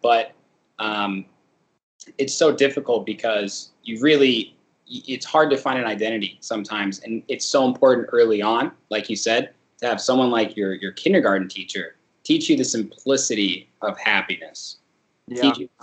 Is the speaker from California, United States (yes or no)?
yes; Santa Monica, California, United States; I was born in Santa Monica because they were going to medical school at UCLA